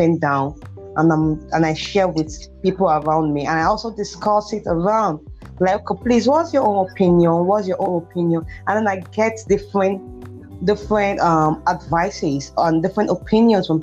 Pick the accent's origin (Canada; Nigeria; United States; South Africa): Nigeria; Benin City, Edo; now in Ibadan, Nigeria; I'm from Edo State, Benin City